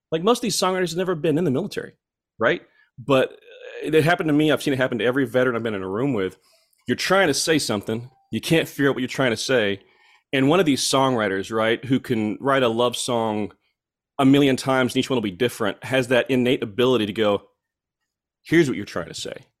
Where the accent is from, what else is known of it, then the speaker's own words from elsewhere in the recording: Fort Gibson, Oklahoma, United States; born and raised in Muskogee, Ok, uh, County, Oklahoma, a little town called Fort Gibson